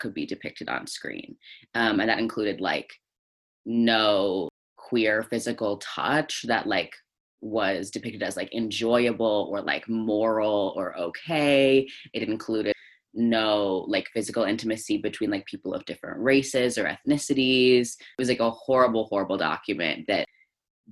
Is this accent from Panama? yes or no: no; Northern Alberta, Canada; moved away; I grew up mostly in Northern Alberta in Canada